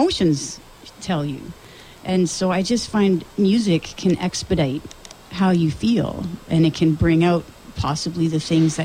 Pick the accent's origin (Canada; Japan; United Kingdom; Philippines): Canada; Sudbury, Ontario; accent: northern; also born or lived in Toronto; now in Orillia, Canada; I was born and raised in Sudbury, but I lived in Toronto.